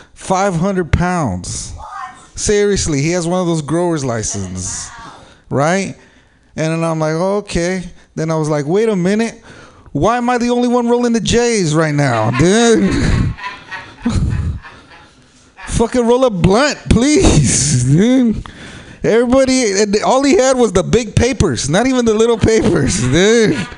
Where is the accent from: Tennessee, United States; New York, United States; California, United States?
California, United States; San Jose; I am from San Jose. I'm from the South Bay